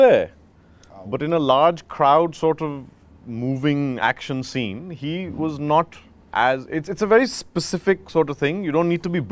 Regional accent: Bhopal, Madhya Pradesh, India; I'm from Bhopal. I'm from village Mendora.

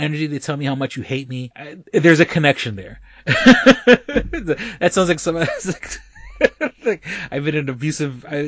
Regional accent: New York City, New York, United States; moved away as an adult; now in Rochester, United States; New York City is my hometown, that's where I was born and raised

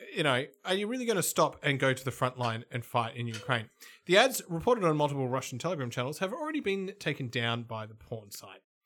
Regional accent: Melbourne, Victoria, Australia; I'm from Melbourne

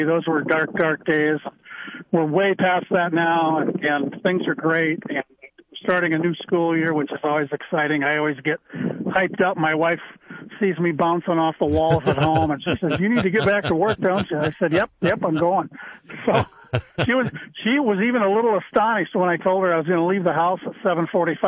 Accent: Iowa, United States; moved away as an adult; also born or lived in Phoenix / Minneapolis; now in Minnesota, United States; worked at three newspapers in my home state of Iowa

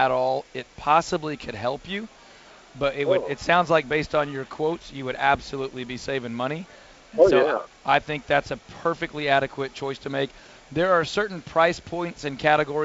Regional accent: Houston, Texas, United States; I grew up in Northwest Houston, I-45, 1960 area, where I remember snow one time in my entire youth

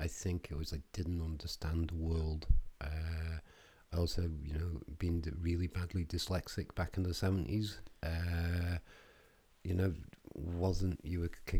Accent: Isle of Man; I grew up near Fleswick Bay.

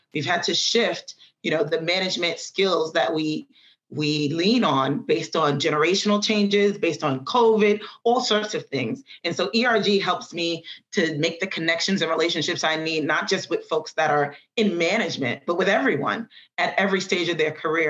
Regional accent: New York City, New York, United States; I grew up in the Bronx

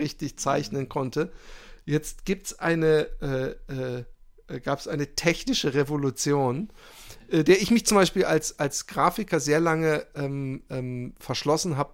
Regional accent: Germany; ich bin in Deutschland äh, aufgewachsen

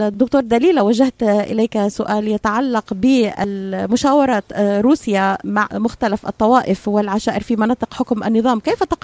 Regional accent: Syria; now in United States; يعني انا كامريكيه سوريه اهلي في الداخل عايشين على المساعدات

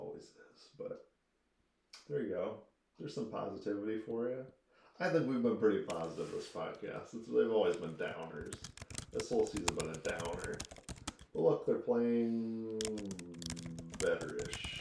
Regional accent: Manchester, Missouri, United States; also born or lived in Springfield, Missouri; I'm from Manchester

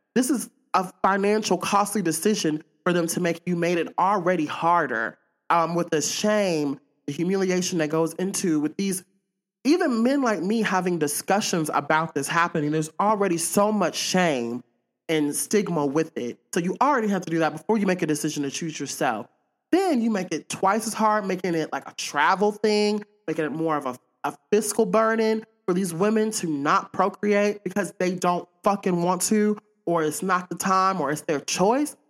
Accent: Pearl, Mississippi, United States; I'm from Jackson, Miss, I'm from Pearl, Mississippi, to be exact

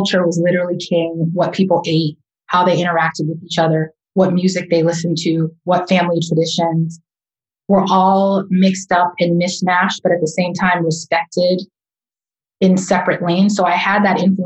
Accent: Boston, Massachusetts, United States; I was born and raised in Roxbury, Massachusetts

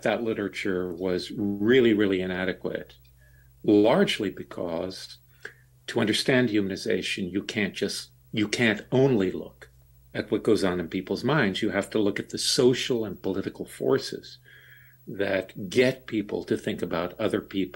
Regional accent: Deep South, United States; I grew up in the Deep South during the Jim Crow era

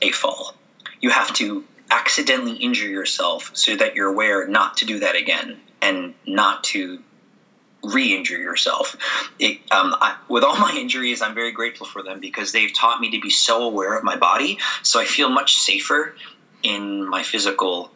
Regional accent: San Francisco, California, United States; moved away as an adult; also born or lived in Santa Maria, California / New York; I'm probably going to teach in San Francisco, where my hometown

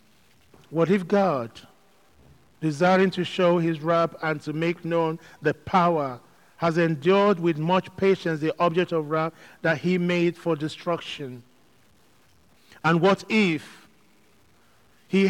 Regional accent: Nigeria; also born or lived in London, United Kingdom; now in Manchester, United Kingdom; I grew up in Nigeria where going to church was a big thing

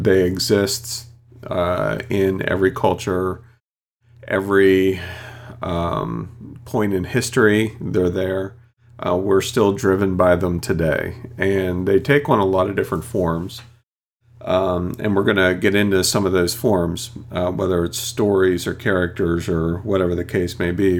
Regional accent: United States; first language English; I'm true American. I only know English and barely that.

